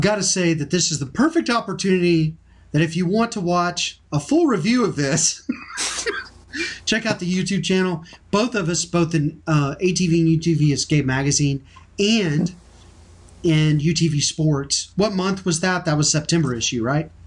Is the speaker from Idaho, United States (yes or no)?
no; Texas, United States; I'm from Texas.